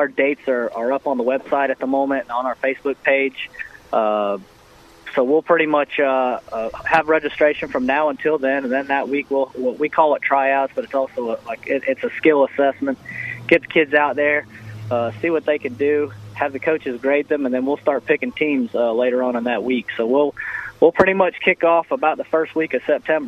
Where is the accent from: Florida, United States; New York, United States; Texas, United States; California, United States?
Florida, United States; West Orange; now in Apopka, United States; I'm actually from West Orange. That's where I went to school at. I was there in the late 90s